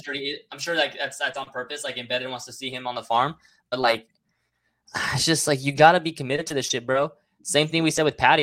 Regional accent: Mexico; all my people in my home country, Mexico

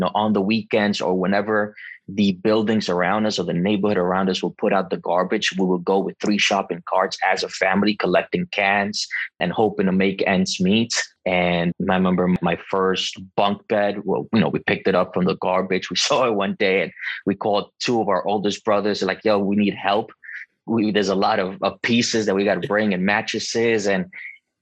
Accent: Costa Rica; also born or lived in Bronx, New York; now in New York, United States; I was born in Costa Rica

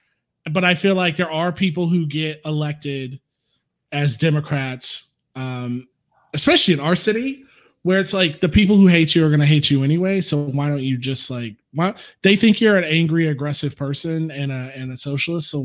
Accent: Florida, United States; moved away; my hometown

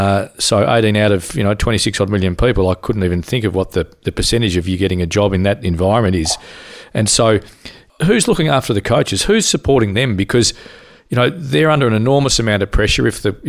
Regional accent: Tasmania, Australia; we're from Tasmania

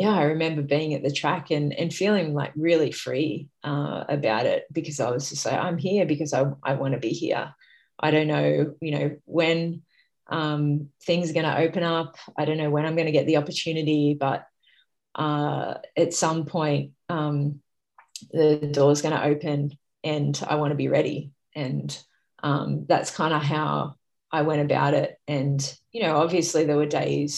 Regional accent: Sydney, New South Wales, Australia; Sydney's obviously my hometown

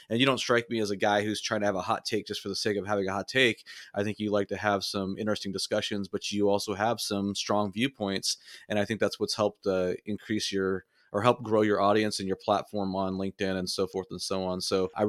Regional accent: California, United States; now in Kansas, United States; I grew up in Southern California. And so in Southern California, there's no such thing, in my opinion, as a volunteer fire department.

